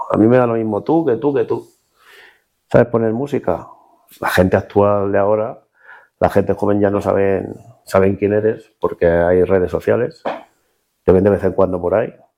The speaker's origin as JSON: {"language": "Spanish", "town": "Illescas", "region": "Castilla-La Mancha", "country": "Spain", "said": "En mi tierra"}